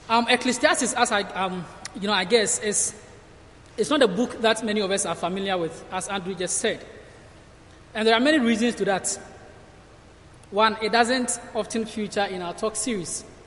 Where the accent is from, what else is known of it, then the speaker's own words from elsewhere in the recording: Ghana; moved away as an adult; I'm from Ghana, and I'm here studying at Cornhill and doing my placement here